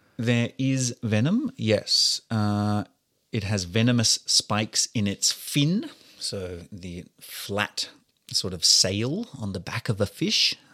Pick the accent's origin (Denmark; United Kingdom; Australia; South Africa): Australia; being an Australian like myself